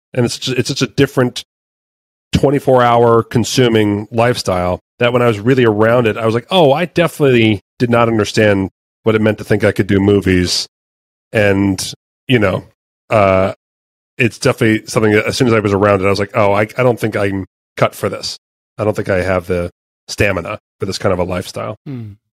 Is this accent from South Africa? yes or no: no; Red Bank, New Jersey, United States; I grew up in Red Bank, New Jersey